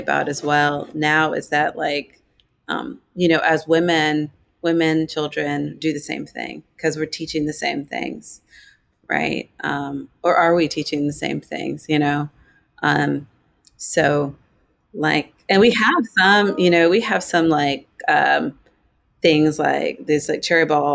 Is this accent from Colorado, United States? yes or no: yes; Boulder, Colorado, United States; I grew up in Colorado, in Boulder, Colorado